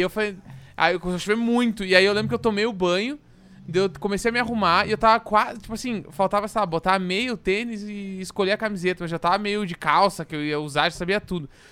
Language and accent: Portuguese; Porto Alegre, Rio Grande do Sul, Brazil; now in São Paulo, Brazil; Eu sou de Porto Alegre, então quando eu vim para São Paulo